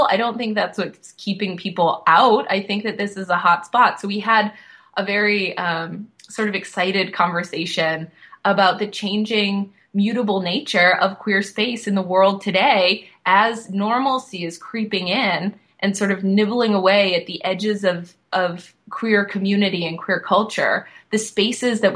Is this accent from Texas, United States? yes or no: no; Boston, Massachusetts, United States; now in South Florida, United States; where I'm from, I live in South Florida now, but I am from Boston.